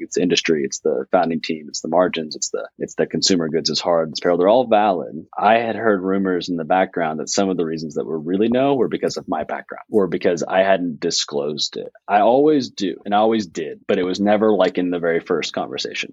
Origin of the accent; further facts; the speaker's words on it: Fayetteville, United States; Fayetteville in my hometown